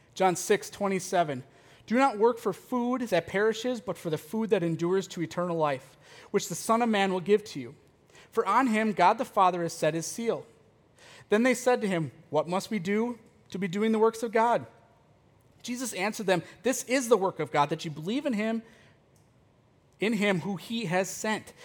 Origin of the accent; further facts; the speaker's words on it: United States; as American Christians